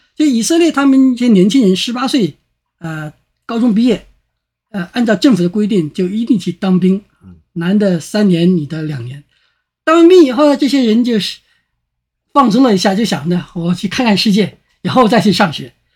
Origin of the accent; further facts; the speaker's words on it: China; 我们中国人